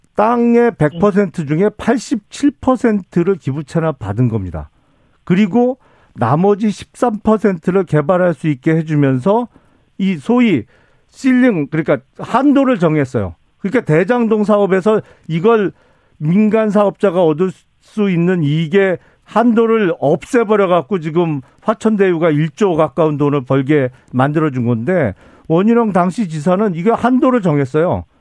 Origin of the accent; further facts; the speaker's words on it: Suwon, Gyeonggi Province, South Korea; 제 고향 수원에서 제가 개업을 했죠